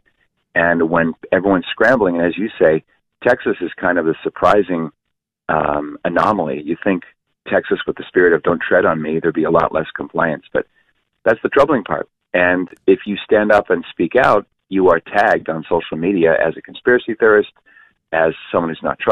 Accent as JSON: {"language": "English", "country": "Canada", "moved": "as an adult", "lives_now": "United States", "said": "I'm a Canadian, Dave. I'm living in this great country since 1994"}